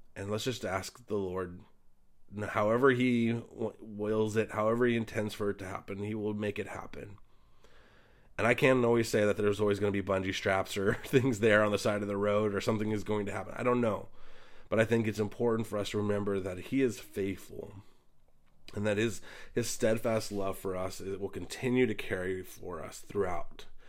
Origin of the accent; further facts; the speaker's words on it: Pacific Northwest, United States; We're from the Pacific Northwest